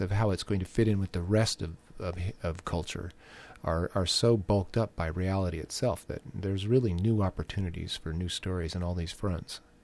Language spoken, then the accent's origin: English; Orange County, California, United States; growing up in Orange County